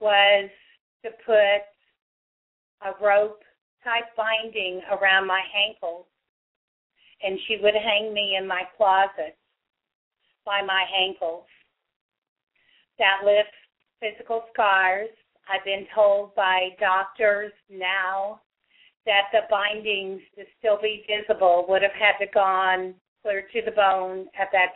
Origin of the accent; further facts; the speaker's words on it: St. Joseph, Missouri, United States; I grew up in St. Joseph, Missouri